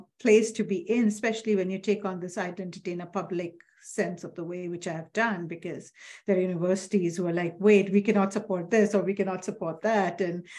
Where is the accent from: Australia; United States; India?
India; Assam; I am from India, from a state called Assam, which is in the northeastern side of India.